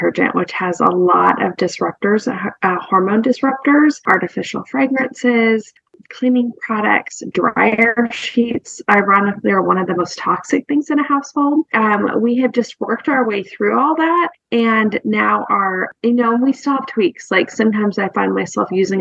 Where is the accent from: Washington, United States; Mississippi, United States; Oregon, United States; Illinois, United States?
Oregon, United States; Ashland; moved away as an adult; now in Nashville, United States; Carrie and I know each other from growing up in Ashland, Oregon, and we've lived here in Nashville, outside of Nashville, about 20 years